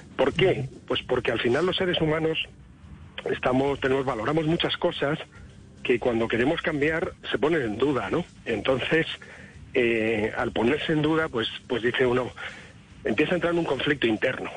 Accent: Spain; Yo como español

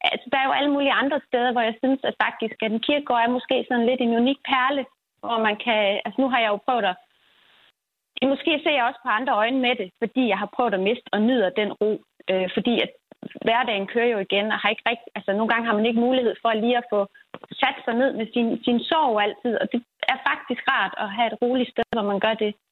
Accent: Aarhus, Central Denmark Region, Denmark; nu kommer jeg fra Aarhus af

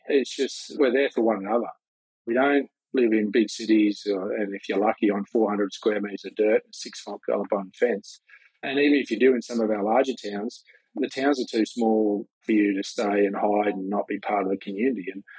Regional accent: Chinchilla, Queensland, Australia; In my hometown, Chinchilla. Mum and Dad had a mixed farming operation just outside Chinchilla, a place called Caniga. As third, fourth generation, basically from the moment I could remember, we were out of the farm.

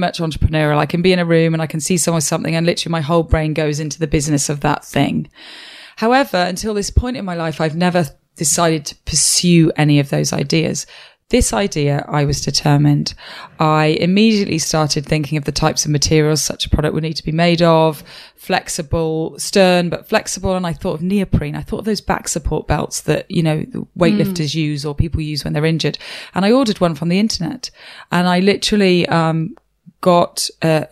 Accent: Wales, United Kingdom; I'm from Wales.

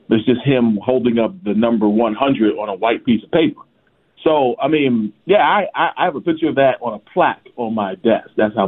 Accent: Philadelphia, Pennsylvania, United States; As a Philadelphian myself

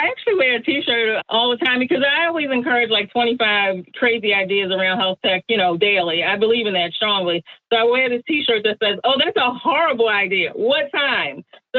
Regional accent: Maryland, United States; and I'm coming from the East Coast, Maryland.

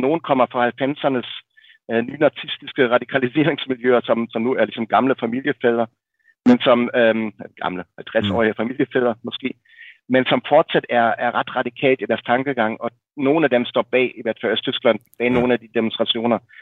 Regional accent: Berlin, Germany; moved away; jeg voksede op i Vestberlin i, i 70'erne og 80'erne

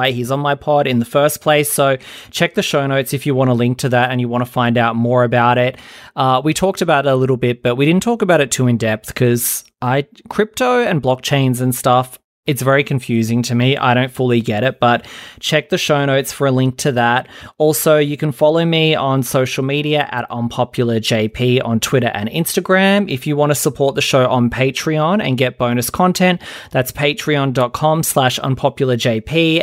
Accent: Australia; I'm from Australia and we've always had like dance music here

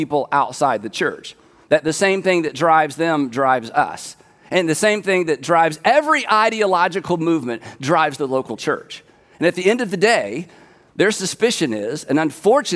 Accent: United States; I'm an American

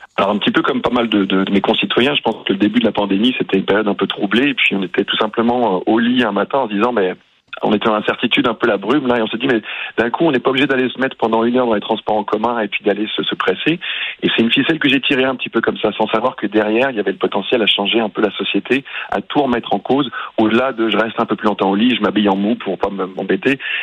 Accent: France; now in Canada; je suis originaire de France

